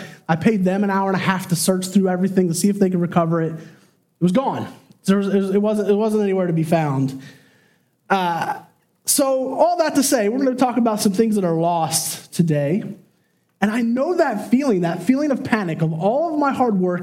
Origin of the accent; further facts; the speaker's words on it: Chester County, Pennsylvania, United States; We grew up in Chester County.